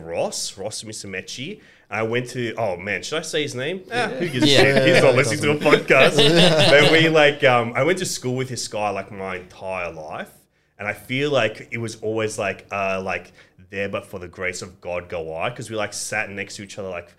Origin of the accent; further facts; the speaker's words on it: Sydney, New South Wales, Australia; first language Greek; English is a second language; also born or lived in Athens, Greece; growing up in Australia